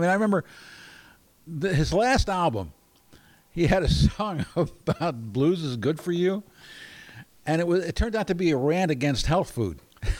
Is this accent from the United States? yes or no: yes; Baltimore, Maryland, United States; I'm from Baltimore.